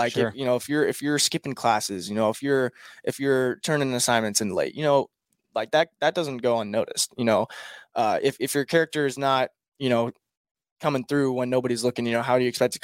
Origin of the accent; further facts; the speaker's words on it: Nebraska, United States; I'm from Nebraska.